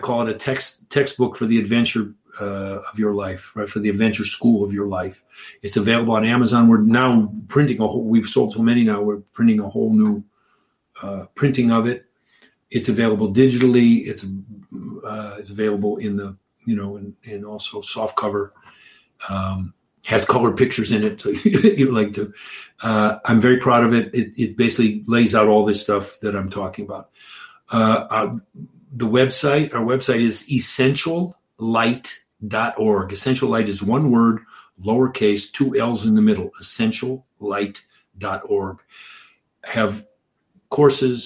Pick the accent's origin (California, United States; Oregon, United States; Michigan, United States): Michigan, United States; Detroit; I grew up in Detroit